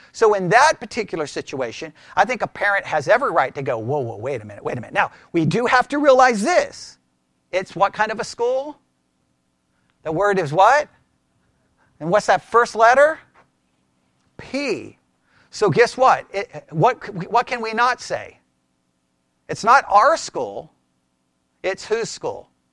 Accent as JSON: {"language": "English", "region": "Texas", "country": "United States", "tie": "born or raised there", "said": "I was raised here in Texas"}